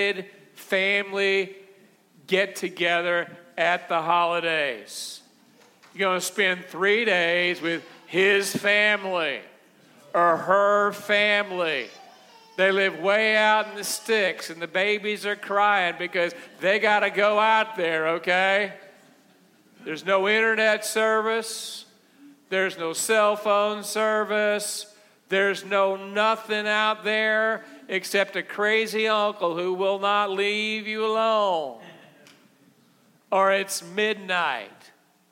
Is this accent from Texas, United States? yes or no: no; Missouri, United States; I'm from Missouri